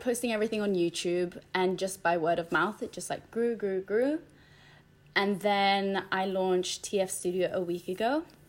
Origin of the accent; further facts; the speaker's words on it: Spain; moved away; I grew up in Spain.